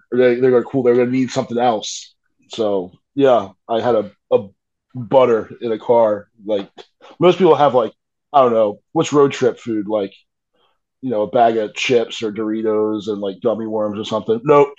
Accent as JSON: {"language": "English", "region": "New Jersey outside of Philadelphia", "country": "United States", "tie": "born or raised there", "moved": "yes", "said": "So when I was a little kid, we lived in New Jersey outside of Philadelphia."}